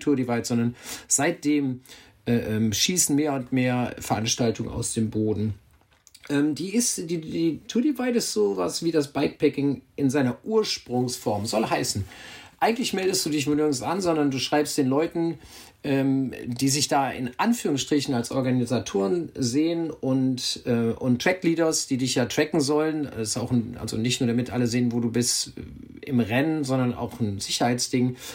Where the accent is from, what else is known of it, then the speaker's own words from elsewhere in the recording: Hückeswagen, North Rhine-Westphalia, Germany; moved away as an adult; now in Hamburg, Germany; Also ich komme aus dem Bergischen Land, eben aus meiner Heimatstadt Hückeswagen.